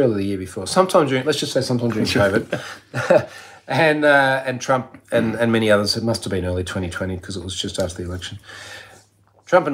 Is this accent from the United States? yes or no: no; Australia; also born or lived in London; as an Australian